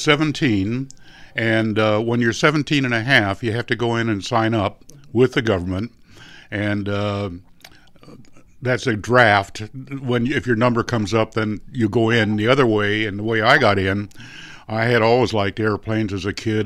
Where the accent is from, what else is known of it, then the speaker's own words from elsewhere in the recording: San Marino, California, United States; that's where I grew up in San Marino.